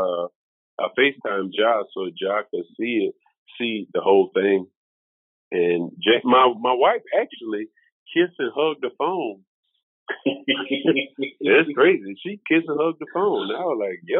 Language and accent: English; the South, United States; also born or lived in South Carolina; now in Memphis, United States; I was raised in the South.